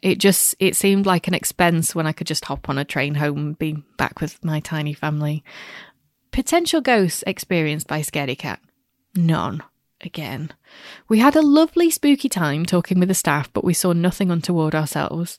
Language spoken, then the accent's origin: English; Glossop, East Midlands, United Kingdom; that's near my neck of the woods. I'm from Glossop